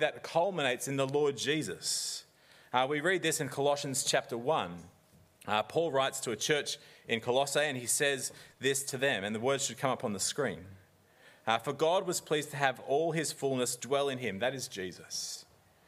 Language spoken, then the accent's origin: English; Australia; now in New Zealand; I'm an Aussie.